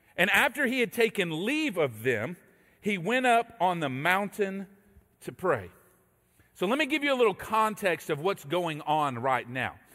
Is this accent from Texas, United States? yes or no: yes; Texas, United States; moved away as an adult; now in Georgia, United States; I, uh, grew up in Texas. I'm a Texan by birth